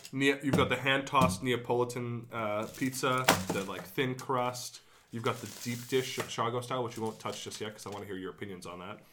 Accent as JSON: {"language": "English", "country": "Canada", "tie": "born or raised there", "said": "my hometown, Canada"}